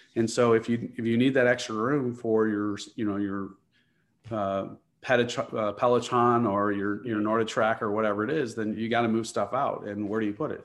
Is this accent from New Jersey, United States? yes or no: no; Chicago, Illinois, United States; I grew up in the Chicagoland area